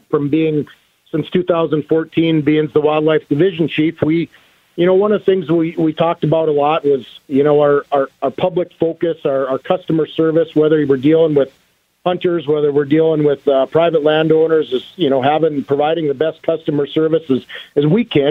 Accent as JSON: {"language": "English", "town": "Beach", "region": "North Dakota", "country": "United States", "tie": "born or raised there", "said": "born and raised in Beach, North Dakota"}